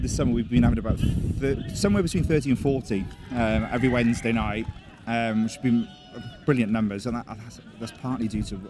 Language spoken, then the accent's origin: English; South Wales, United Kingdom; moved away as an adult; now in Birmingham, United Kingdom; I'm from South Wales. I don't know if you can tell by the accent